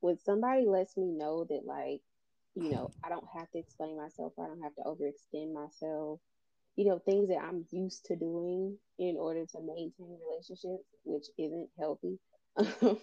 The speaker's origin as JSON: {"language": "English", "region": "the South", "country": "United States", "said": "I'm from the South."}